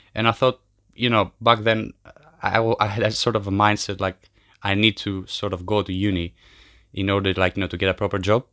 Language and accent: English; Kardamyli, Peloponnese, Greece; moved away as an adult; also born or lived in Albania / Brighton, United Kingdom; I come from Albania, uh, but I grew up in Greece in a small village called Kardamili.